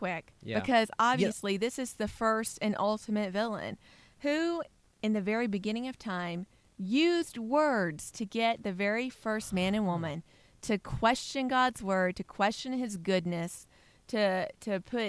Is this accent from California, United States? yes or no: no; Alabama, United States; from Alabama